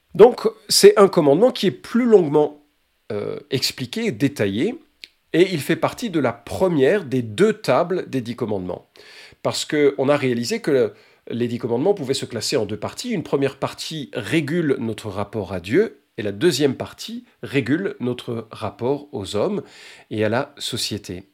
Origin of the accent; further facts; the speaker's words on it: Lyon, Auvergne-Rhône-Alpes, France; la belle ville de Lyon, euh, ville, euh, ma ville natale